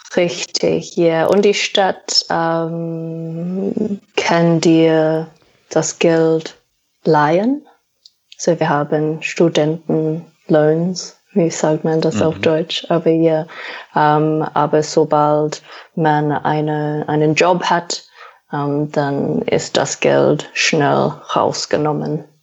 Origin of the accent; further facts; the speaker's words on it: Australia; German is a second language; moved away as an adult; also born or lived in New Zealand; now in Germany; ich komme aus Australien